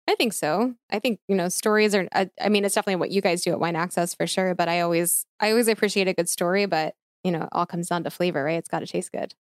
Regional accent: outside of Philadelphia, Pennsylvania, United States; I'm born and raised outside of Philly

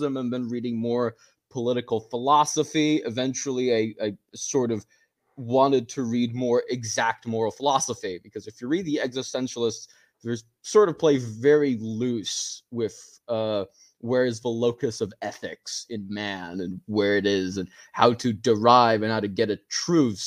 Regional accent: Brazil; I'm not North American. I'm actually Brazilian. We don't really have a candidate like Ron Paul, or at least we didn't growing up, not that I noticed, back here in my home country

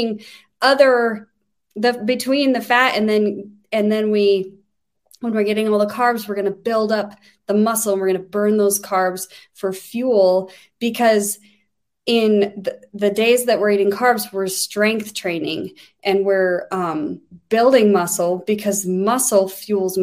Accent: Wyoming, United States; I'm from Wyoming.

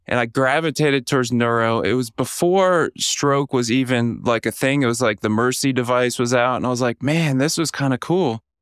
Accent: Orlando, Florida, United States; moved away; also born or lived in Atlanta, Georgia / Kansas City / Kentucky; I was born in Orlando, Florida, kind of a humble lower middle class

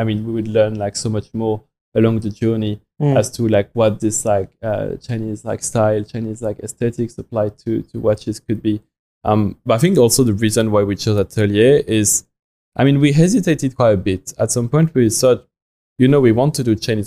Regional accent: France; English is a second language; moved away as an adult; now in China; I mean, you can hear from my accent, but I come from France.

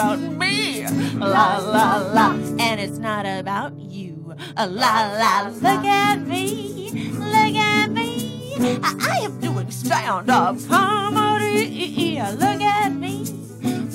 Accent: Nebraska, United States; also born or lived in Chicago / San Diego; now in New York, United States; I'm from Nebraska

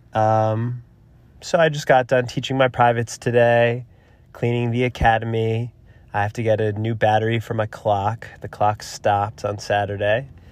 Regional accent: New Jersey, United States; now in Boulder City, United States; I'm from New Jersey

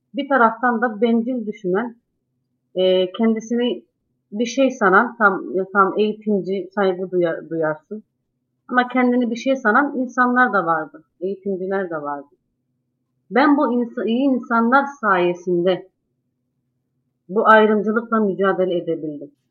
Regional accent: Malkara, Tekirdağ, Turkey; moved away as an adult; now in Çerkezköy, Turkey; Ben Malkara'da büyüdüm yetiştim. Yaklaşık 3 yıldır Çerkezköy'deyim.

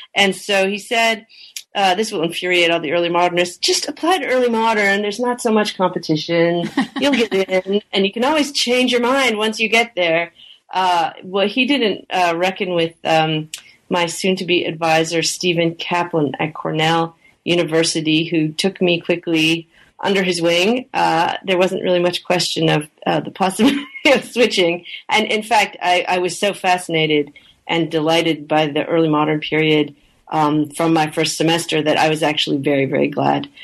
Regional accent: Canada; I am uh, originally from Canada, and I grew up in Canada

